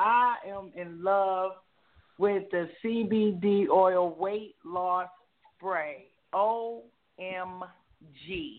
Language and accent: English; Baltimore, Maryland, United States; I am from Baltimore, Maryland, and I am indeed a Ravens fan.